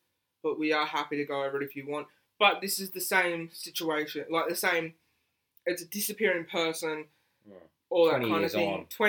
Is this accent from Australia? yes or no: yes; Australia; I'm an Aussie that does not like beer.